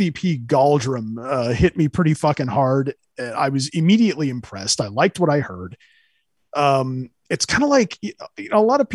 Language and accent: English; Central California, United States; I grew up in Central California